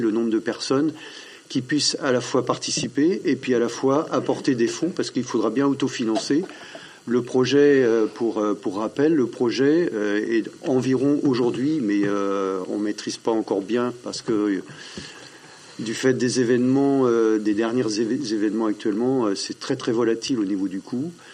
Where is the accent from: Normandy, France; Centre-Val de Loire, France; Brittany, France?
Brittany, France; Drouges; je suis originaire de Drou, je suis agriculteur en retraite